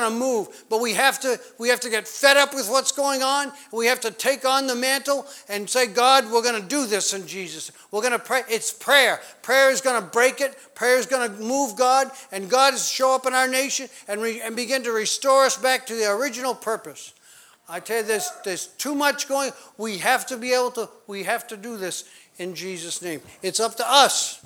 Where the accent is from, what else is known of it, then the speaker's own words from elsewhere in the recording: New England, United States; I grew up in New England